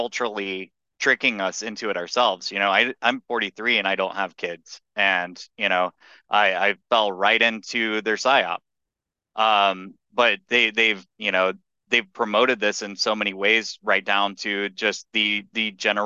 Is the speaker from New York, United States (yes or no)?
no; Texas, United States; I'm from Texas